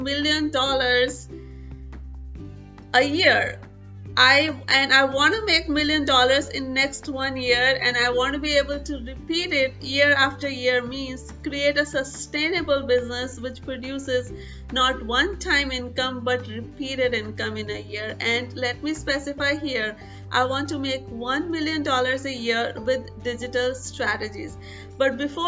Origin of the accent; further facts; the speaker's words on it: India; growing up in India